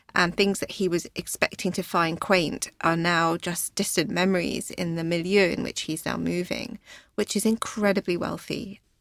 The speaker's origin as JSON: {"language": "English", "area": "Hertfordshire", "region": "East of England", "country": "United Kingdom", "tie": "born or raised there", "said": "I was born in Hertfordshire, in a very small town, um, not far from London, about forty miles"}